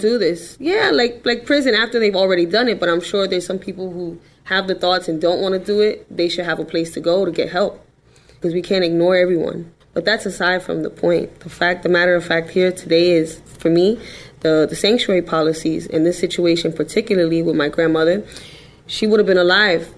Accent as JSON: {"language": "English", "town": "New York City", "region": "New York", "country": "United States", "said": "I'm just a girl from the Bronx"}